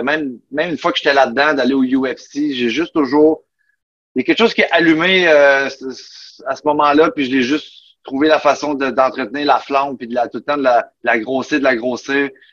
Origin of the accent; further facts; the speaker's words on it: Buckingham, Quebec, Canada; moved away as an adult; also born or lived in Mont-Tremblant / Florida; je viens, de Buckingham, dans l'Outaouais, à côté de Gatineau